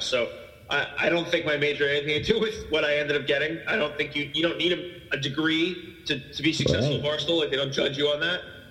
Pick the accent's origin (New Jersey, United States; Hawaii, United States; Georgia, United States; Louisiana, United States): New Jersey, United States; I'm from New Jersey right now